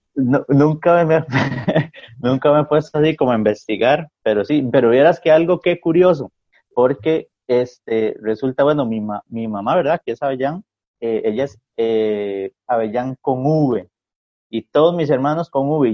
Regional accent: Ciudad Quesada, Alajuela, Costa Rica; now in southern Costa Rica; yo soy de, San Carlos, bueno, yo nací en Ciudad Quesada

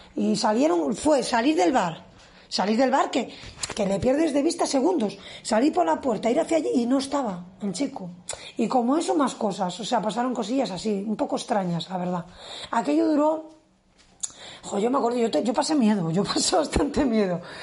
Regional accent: a village about 13 km from Villacarriedo, Cantabria, Spain; desde Villacarriedo, tenía que bajar a mi pueblo. Era, son unos 13 kilómetros

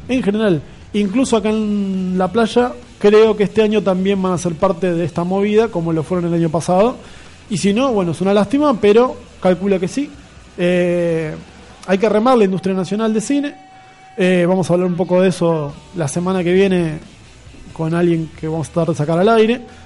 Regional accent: Buenos Aires, Argentina; soy y moriré porteño

